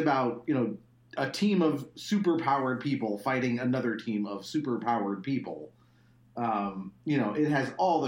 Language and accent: English; Laguna Beach, California, United States; I grew up in Laguna Beach